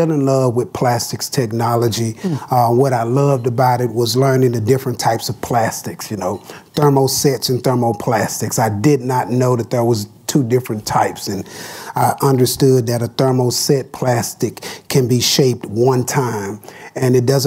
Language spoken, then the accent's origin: English; Dallas, Texas, United States; As a young man growing up in Dallas, Texas